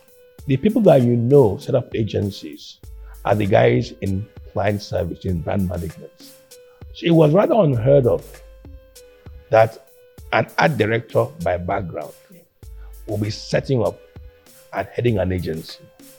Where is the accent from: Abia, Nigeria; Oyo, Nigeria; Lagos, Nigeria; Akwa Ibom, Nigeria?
Akwa Ibom, Nigeria; where we come from, she's from Cross River, or I'm from Akwa Ibom, Bemi was Delta.